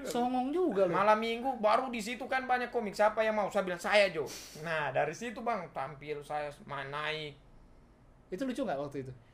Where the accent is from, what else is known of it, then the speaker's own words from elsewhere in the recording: Palu, Central Sulawesi, Indonesia; accent: Palu; dari komunitas saya bisa kenal-kenal orang Palu jadi bisa agak bergaul begitu bicara-bicaraan Palu kan logatku